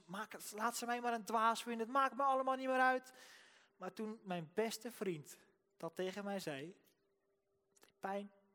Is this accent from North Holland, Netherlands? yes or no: no; Rotterdam, South Holland, Netherlands; ik kom uit Rotterdam, dus ik praat gewoon zo.